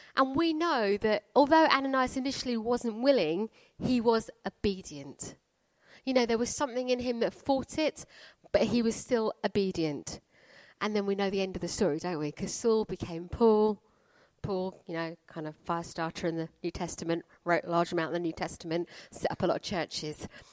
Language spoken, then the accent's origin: English; Croydon, London, United Kingdom; I come from Croydon